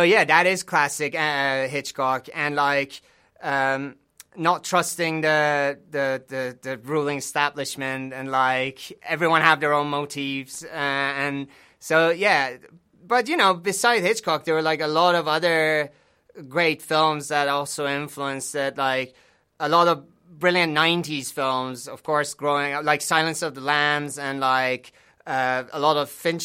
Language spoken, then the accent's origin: English; Iran; now in United Kingdom; growing up in Iran